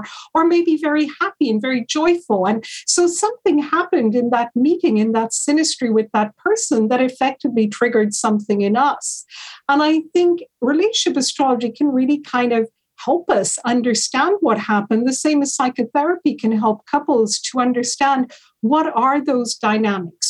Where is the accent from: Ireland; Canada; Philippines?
Ireland; moved away as an adult; also born or lived in Hawaii, United States / United Kingdom / London; I grew up in Ireland, Italian mother, Irish father, and then I also lived in the States for a period of time, in Hawaii, and I lived in the UK.